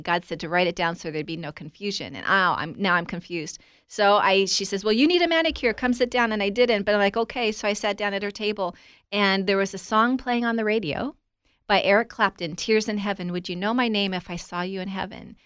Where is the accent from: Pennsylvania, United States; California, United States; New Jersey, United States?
California, United States; Southern; I was raised in Southern California to a family that were believers